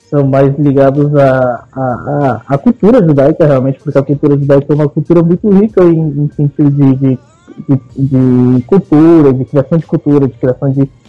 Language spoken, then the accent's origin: Portuguese; Buenos Aires, Argentina; eu nasci na, na, Argentina, em Buenos Aires. É, a minha família é judia, de pai, mãe e parceiro. Inclusive, eu nasci num hospital na Argentina que chama Hospital Israelita